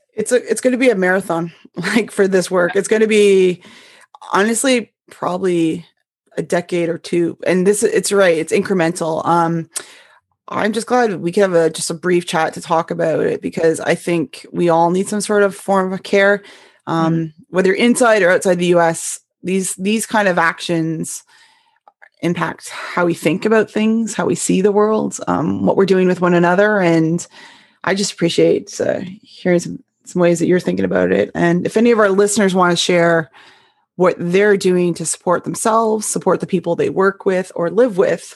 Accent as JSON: {"language": "English", "country": "Canada", "also_born_or_lived": "upstate New York", "moved": "as an adult", "lives_now": "United States", "said": "my one that I came from Canada"}